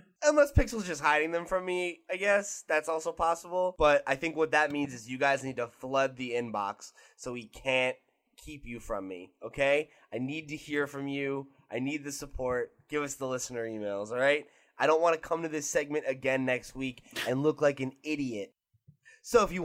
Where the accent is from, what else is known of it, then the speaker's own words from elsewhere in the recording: United States; I'm American